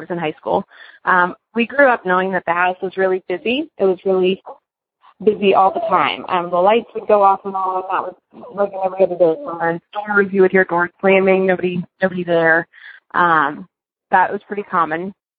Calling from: Cincinnati, Ohio, United States; I'm calling from Cincinnati.

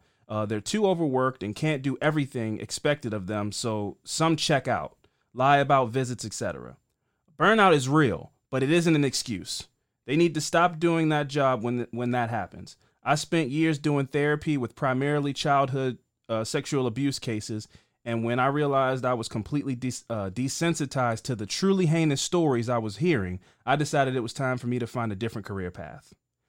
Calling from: Louisville, Kentucky, United States; I'm writing from Louisville, and thank you for talking about Breonna Taylor.

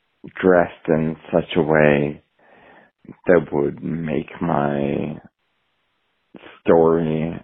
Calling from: Portland, Oregon, United States; I'm calling from Portland, Oregon.

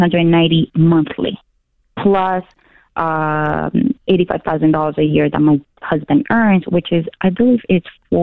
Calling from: Toronto, Ontario, Canada; moved away as an adult; I actually moved with my family and my two babies, 3 and 4, from Toronto

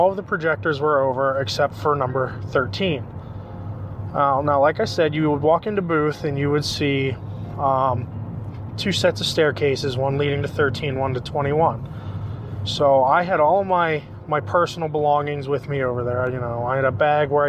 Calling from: Pittsburgh, Pennsylvania, United States; I'm calling you from Pittsburgh, PA.

